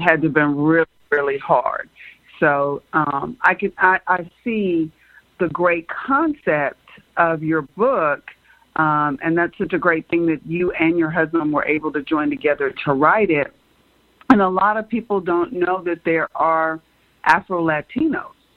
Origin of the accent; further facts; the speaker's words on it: United States; being born and raised in America